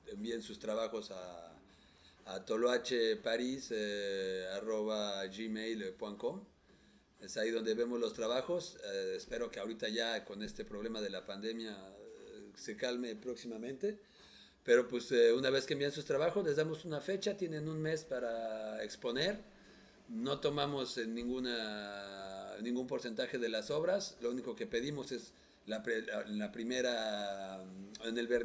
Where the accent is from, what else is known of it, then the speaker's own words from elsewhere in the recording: Mexico; moved away; yo que soy mexicano.